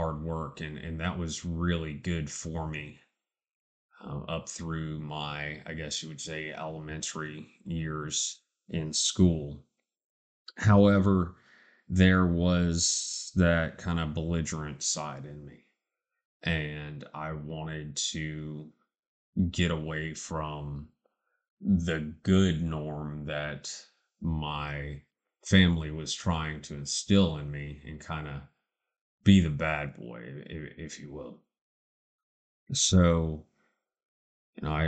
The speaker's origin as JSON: {"language": "English", "town": "Charleston", "region": "South Carolina", "country": "United States", "tie": "born or raised there"}